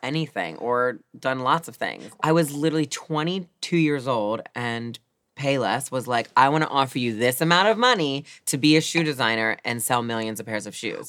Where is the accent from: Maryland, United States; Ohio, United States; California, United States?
Maryland, United States; Baltimore; Growing up in Baltimore City, we're like kind of the opposite where I was more the minority